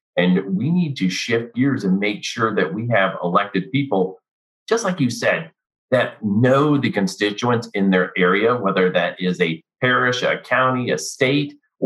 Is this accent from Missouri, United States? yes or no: yes; Missouri, United States; also born or lived in Fort Riley; now in Texas, United States; I grew up in Missouri because I'm a third generation military guy.